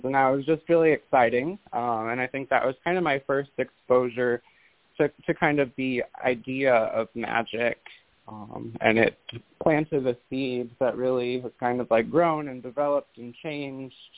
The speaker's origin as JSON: {"language": "English", "region": "Indiana", "country": "United States", "tie": "born or raised there", "moved": "yes", "lives_now": "Florida, United States", "said": "I came from Indiana. So I am a Midwestern witch, born and raised. I live in Florida now"}